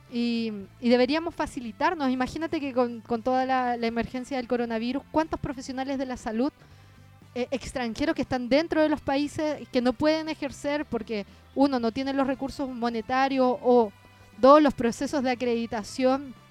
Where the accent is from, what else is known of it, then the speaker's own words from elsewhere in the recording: Chile; now in Peru; yo soy ciudadana chilena y no soy ciudadana peruana, o sea, yo no voto acá en Perú. Ya llevo viviendo cuatro años